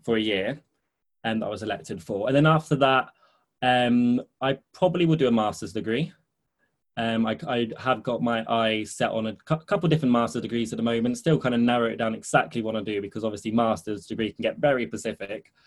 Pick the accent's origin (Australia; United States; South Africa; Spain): Spain; moved away as an adult; now in London, United Kingdom; I grew up in Spain. I spent 14 years there before coming to London to study